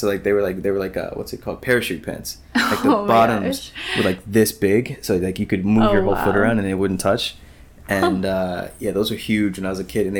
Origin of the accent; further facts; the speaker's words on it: North Carolina, United States; I'm from North Carolina